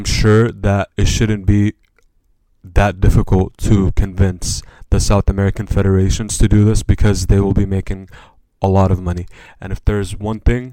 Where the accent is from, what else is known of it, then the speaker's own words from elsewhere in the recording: Jordan; also born or lived in Palestine; I was born in Jordan. Palestine is my original country.